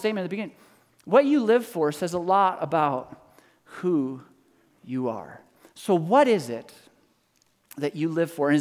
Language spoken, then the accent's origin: English; Canada; I'm Canadian